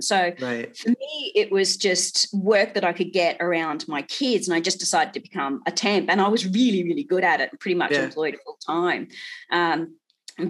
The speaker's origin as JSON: {"language": "English", "town": "Townsville", "region": "Queensland", "country": "Australia", "tie": "born or raised there", "also_born_or_lived": "Melbourne", "moved": "as an adult", "lives_now": "Sydney, Australia", "said": "I'm a Queensland girl, North Queensland."}